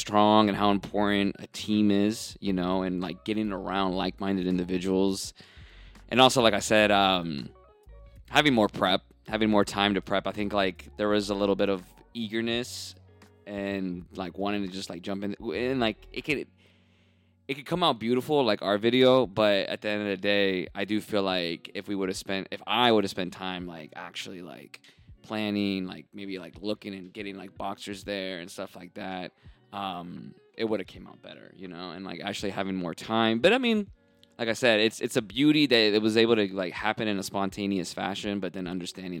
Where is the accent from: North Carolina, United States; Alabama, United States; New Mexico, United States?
North Carolina, United States; moved away as an adult; now in Atlanta, United States; I love North Carolina, and that's my home state